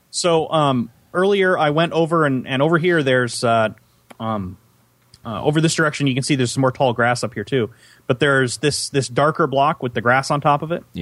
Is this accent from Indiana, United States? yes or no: no; Central Valley of California, United States; I grew up in the Central Valley